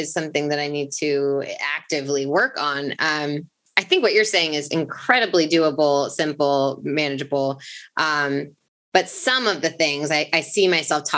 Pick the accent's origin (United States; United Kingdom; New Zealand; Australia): United Kingdom; England; we were raised in England